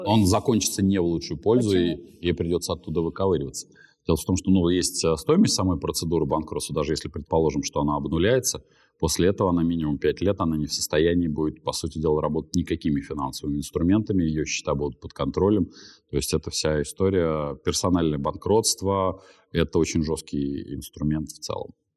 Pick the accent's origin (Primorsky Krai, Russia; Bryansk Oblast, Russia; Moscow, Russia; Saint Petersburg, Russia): Moscow, Russia; я как москвич четвертом поколении